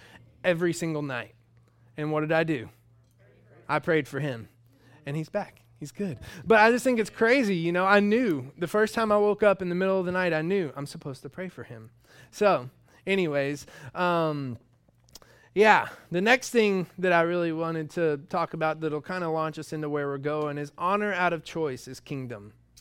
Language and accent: English; Georgia, United States; I was raised in the South, in Georgia. And that is the South.